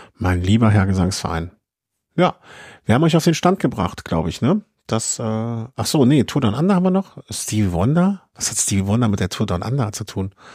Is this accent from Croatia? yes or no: no; Cologne, North Rhine-Westphalia, Germany; ich komme aus Köln